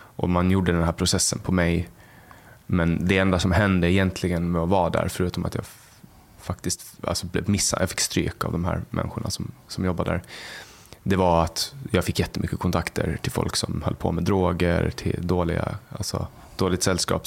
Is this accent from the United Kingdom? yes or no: no; Mariehamn, Åland, Åland Islands; där jag kommer ifrån, exakt. Ja. Eh, där jag, i Mariehamn och Övernäs